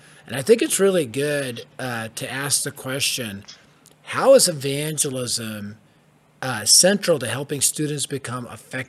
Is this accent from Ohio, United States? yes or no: no; Denver, Colorado, United States; I was raised in the Denver hood